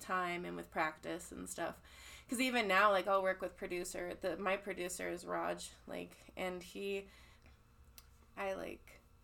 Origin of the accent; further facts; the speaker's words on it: Colorado, United States; also born or lived in California; I'm from California, but I grew up in Colorado